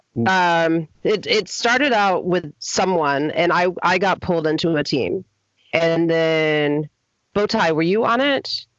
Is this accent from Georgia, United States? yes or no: yes; Athens, Georgia, United States; I am from Athens, Georgia, right outside of Atlanta.